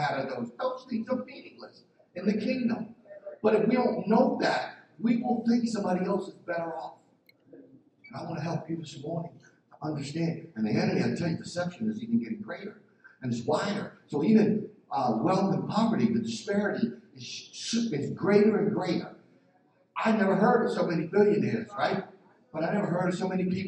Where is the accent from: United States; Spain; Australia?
United States; Philadelphia, Pennsylvania; I'm from Philly.